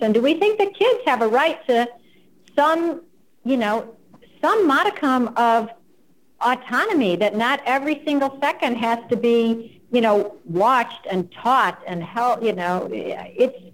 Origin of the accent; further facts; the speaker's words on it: United States; first language English; I'm American and that's all I speak